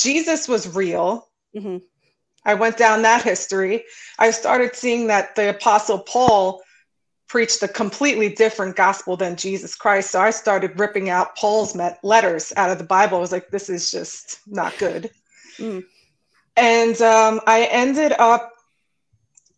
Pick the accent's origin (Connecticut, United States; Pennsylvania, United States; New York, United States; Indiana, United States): New York, United States; New York City; I grew up in Brooklyn